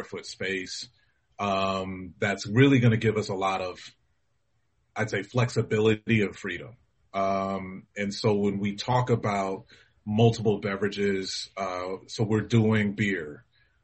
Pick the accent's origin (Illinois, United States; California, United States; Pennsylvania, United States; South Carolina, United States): California, United States; Los Angeles; the community that I knew as a kid growing up in Los Angeles